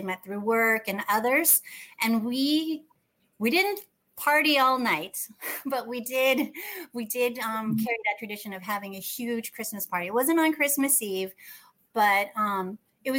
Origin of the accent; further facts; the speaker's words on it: United States; I was born in the States